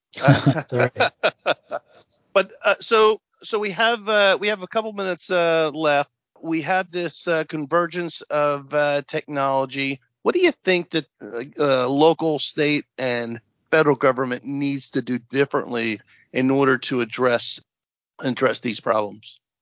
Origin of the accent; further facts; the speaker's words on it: New Jersey, United States; we're both from Jersey, so I was on the board of education for a long time. I was the county Monmouth County legislative representative